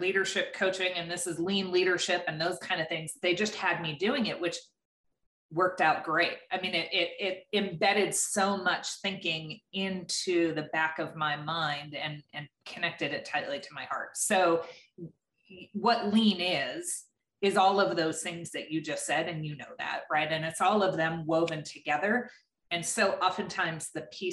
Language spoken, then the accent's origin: English; eastern Pennsylvania, United States; I was born and raised in Pennsylvania, the eastern part of Pennsylvania.